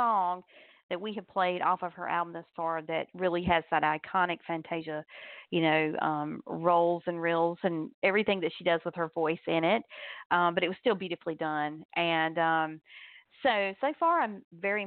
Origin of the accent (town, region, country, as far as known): North Carolina, United States; born or raised there